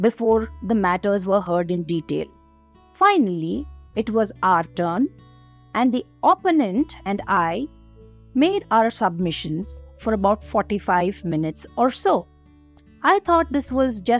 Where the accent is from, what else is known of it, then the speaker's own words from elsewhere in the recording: Bangalore, Karnataka, India; I am from Bangalore and not from West Bengal